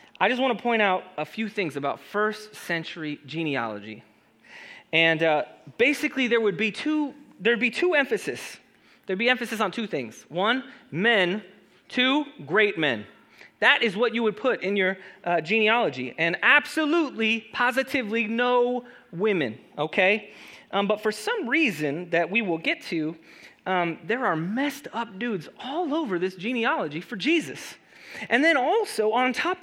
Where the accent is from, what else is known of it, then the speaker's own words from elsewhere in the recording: Los Angeles, California, United States; also born or lived in Chula Vista, California; I grew up in Los Angeles, for those who don't know. And then after Los Angeles, my family moved me to San Diego, to Chula Vista particularly